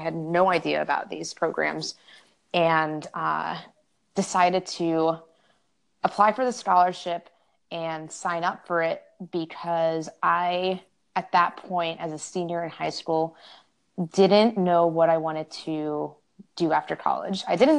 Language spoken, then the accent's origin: English; San Antonio, Texas, United States; also born or lived in all over the country; And I am from San Antonio, Texas, but grew up all over the country because I come from a military family.